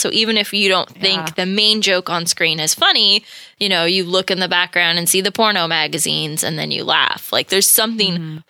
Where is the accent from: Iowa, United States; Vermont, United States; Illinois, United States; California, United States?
California, United States; growing up in California where it wasn't really a thing. And then we'd go visit my family in Michigan